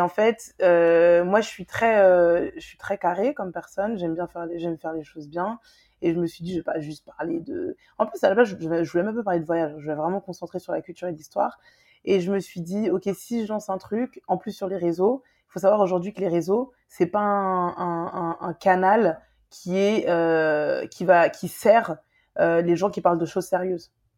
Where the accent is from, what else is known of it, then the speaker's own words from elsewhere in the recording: Guadeloupe; je suis guadeloupéenne